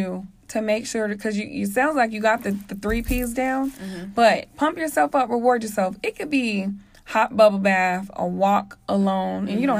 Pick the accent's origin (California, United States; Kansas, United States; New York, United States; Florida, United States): Kansas, United States; It's kind of ironic because I'm from all over. Like, I'm from Kansas. I've lived all over.